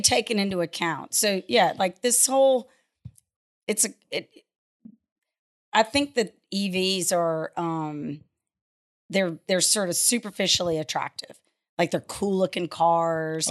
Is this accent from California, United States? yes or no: no; Lafayette, Louisiana, United States; I grew up in Lafayette, um, went to high school in the late, you know, seventies